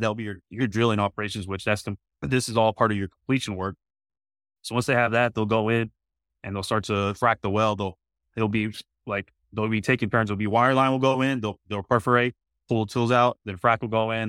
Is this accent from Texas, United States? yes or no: yes; Midland, Texas, United States; I'm actually born and raised in Midland, Texas